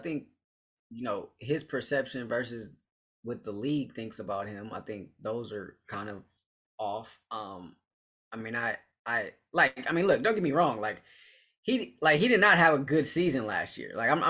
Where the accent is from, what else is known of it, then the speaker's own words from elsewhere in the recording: Los Angeles, California, United States; to be able to do it here in my hometown.